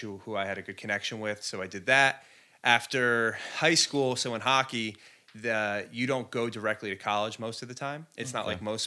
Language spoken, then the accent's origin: English; LaGrange, New York, United States; also born or lived in Mahopac, New York / Wappingers Falls, New York; born and raised in the Hudson Valley, so moved up to LaGrange from Mayapack when I was like 4 years old